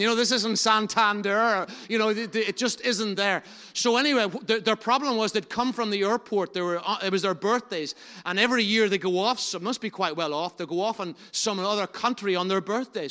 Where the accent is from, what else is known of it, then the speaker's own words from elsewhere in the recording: Enniskillen, Northern Ireland, United Kingdom; I'm from Enniskillen